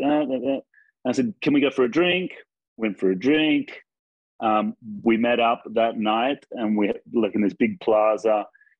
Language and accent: English; near Sydney, New South Wales, Australia; moved away as an adult; now in Argentina; I'm actually from Australia, near Sydney